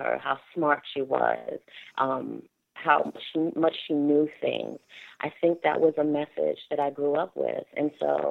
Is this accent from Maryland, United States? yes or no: yes; Maryland, United States; also born or lived in Washington, D.C.; I lived in Washington, D.C. until maybe the age of 5 before my mother moved us to Montgomery County. And so my childhood growing up was split between living in both Montgomery County, Maryland, and Prince George's County, Maryland